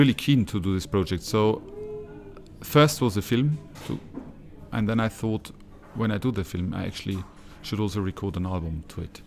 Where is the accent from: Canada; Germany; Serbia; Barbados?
Germany; Regensburg, Bavaria; my hometown, Regensburg